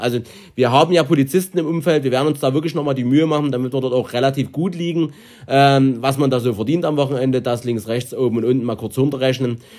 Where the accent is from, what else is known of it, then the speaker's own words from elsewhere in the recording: Germany; wir kommen zufällig aus Deutschland